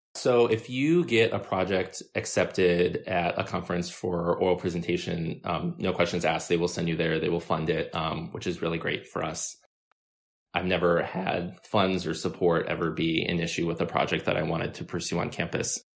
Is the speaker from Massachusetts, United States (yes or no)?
no; Milwaukee, Wisconsin, United States; now in Chicago, United States; I'm from Wisconsin and I drive home fairly often